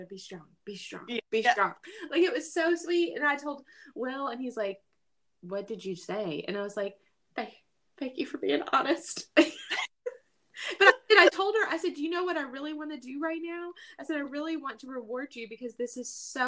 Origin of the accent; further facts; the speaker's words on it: the South, United States; I grew up in the South